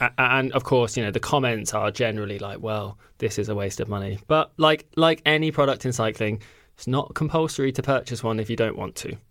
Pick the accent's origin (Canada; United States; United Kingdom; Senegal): United Kingdom; as a Brit